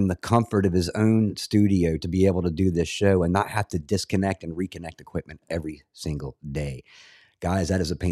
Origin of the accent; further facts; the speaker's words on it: Amelia Island, Florida, United States; also born or lived in Scotland; I grew up, when I got to the States from Scotland, I grew up in Florida on a little place called Amelia Island, which is just north of Jacksonville